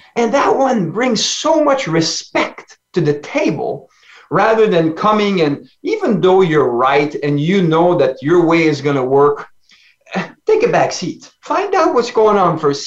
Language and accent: English; Ontario, Canada; accent: French; English is a second language; home is Ontario, Canada. I'm a French Canadian